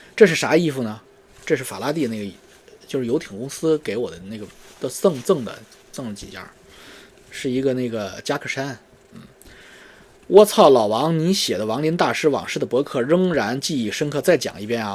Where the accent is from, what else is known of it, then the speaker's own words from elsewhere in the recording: China; 我们中国人